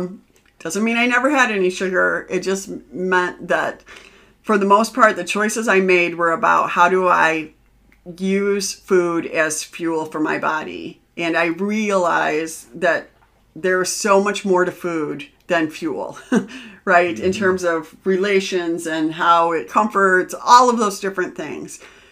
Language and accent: English; Midwest, United States; we're Midwesterner.